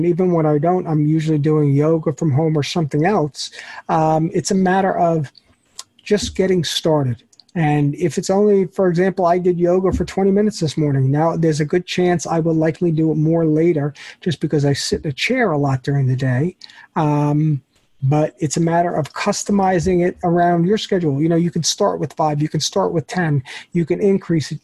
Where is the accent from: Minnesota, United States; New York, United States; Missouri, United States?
New York, United States; as a New Yorker